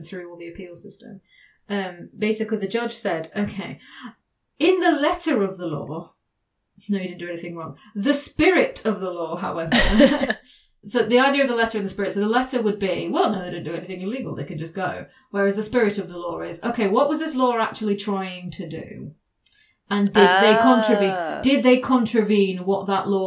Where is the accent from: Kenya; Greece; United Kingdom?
United Kingdom; England; I am English